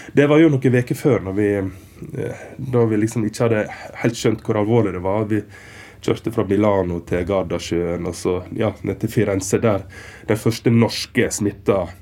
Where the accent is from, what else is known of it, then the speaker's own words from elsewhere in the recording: Western Norway, Vestland, Norway; moved away as an adult; also born or lived in Stryn; now in Berlin, Germany; jeg er fra Vestlandet